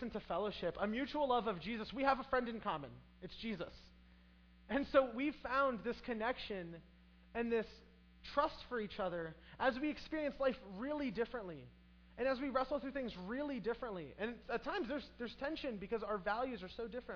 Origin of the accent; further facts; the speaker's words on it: United States; also born or lived in Brazil; I grow up in American culture